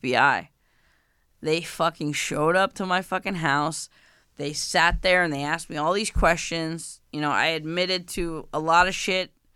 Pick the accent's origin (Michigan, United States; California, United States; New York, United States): New York, United States; I'm from New York